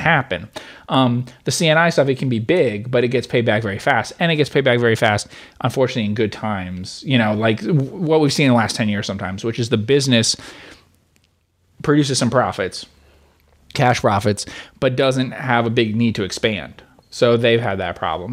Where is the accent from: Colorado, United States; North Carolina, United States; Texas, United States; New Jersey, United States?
New Jersey, United States; I grew up in New Jersey